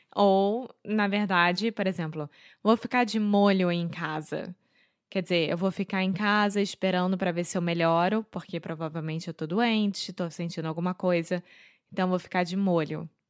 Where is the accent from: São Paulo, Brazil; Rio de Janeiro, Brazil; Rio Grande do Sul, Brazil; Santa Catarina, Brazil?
Rio de Janeiro, Brazil; accent: carioca; now in Portugal; Eu sou brasileira, carioca do Rio de Janeiro